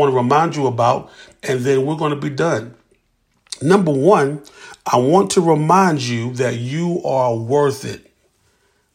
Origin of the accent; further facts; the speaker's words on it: Columbia, South Carolina, United States; from Columbia, South Carolina